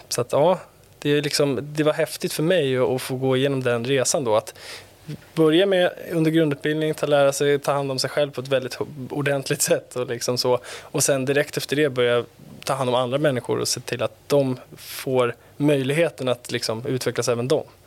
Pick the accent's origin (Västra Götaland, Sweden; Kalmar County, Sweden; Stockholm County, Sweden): Stockholm County, Sweden; Stockholm; vi bodde i Gröndal